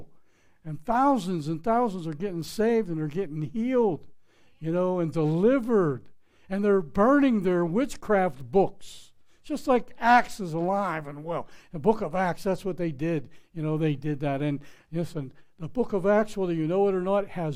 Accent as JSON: {"language": "English", "town": "Pittsburgh", "region": "Pennsylvania", "country": "United States", "said": "I'm from Pittsburgh, Pennsylvania. It's not creek, it's crick. It's not house, it's haas. You know, that's the way we speak"}